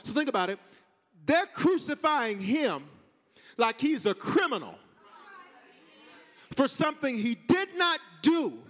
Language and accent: English; Aurora, Colorado, United States; I grew up in Park Hill. Well, you say Selma. I grew up in South Aurora.